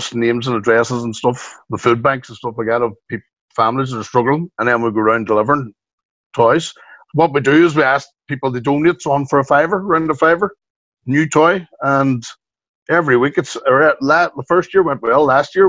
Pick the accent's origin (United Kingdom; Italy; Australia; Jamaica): United Kingdom; Strabane, Northern Ireland; the LA Theatre, 300 people, my hometown.